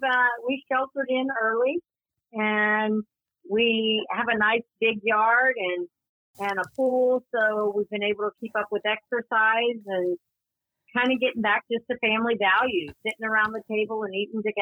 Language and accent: English; Louisiana, United States; accent: twang; also born or lived in Tyler, Texas / Austin, Texas; now in Texas, United States; born in Louisiana. And I went to college in Tyler, Texas. And then when I married, I lived in Austin, Texas. And we are currently living back in Texas. So I think when I'm around people with a twang, it just comes back naturally.